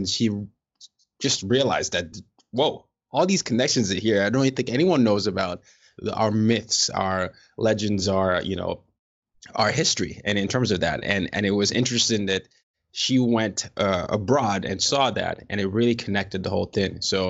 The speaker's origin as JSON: {"language": "English", "region": "Lagos", "country": "Nigeria", "tie": "born or raised there", "said": "Lagos, my hometown"}